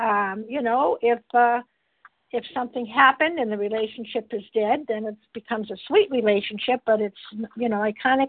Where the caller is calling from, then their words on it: Massachusetts, United States; I'm calling in from Massachusetts.